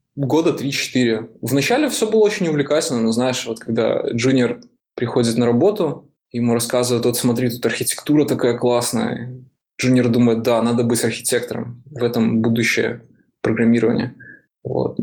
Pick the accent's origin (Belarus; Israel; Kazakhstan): Belarus; Minsk; moved away as an adult; now in San Francisco, United States; Я сам из Беларуси, из Минска